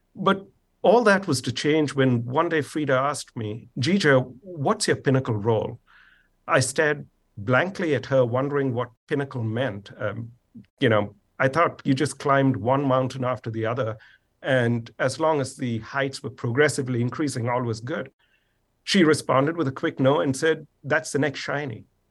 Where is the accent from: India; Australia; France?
India; moved away; I grew up in India